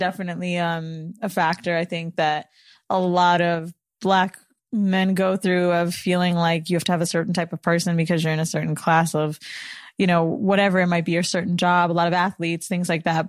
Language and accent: English; Florida, United States; now in New York, United States; I'm from Florida